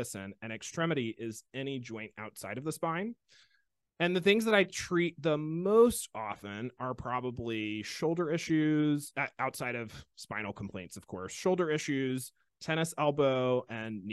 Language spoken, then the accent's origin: English; Alabama, United States; I am from Alabama